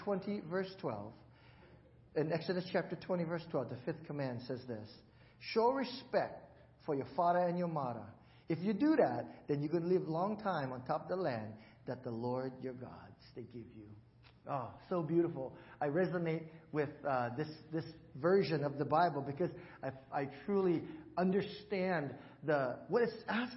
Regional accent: Hawaii, United States; moved away; I'm from Hawaii

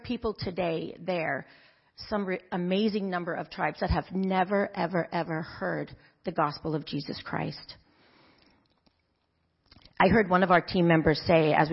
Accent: Zambia; moved away as an adult; also born or lived in Kenya; some of you know that I grew up in Africa in the countries of Zambia and Kenya. You can see on the map there. Um, my parents lived in Africa for almost 30 years, and that's where I grew up until I came back to college at Point Loma.

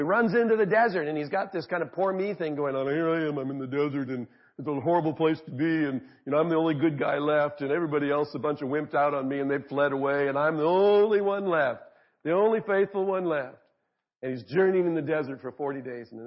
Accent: Arizona, United States; I grew up in Arizona

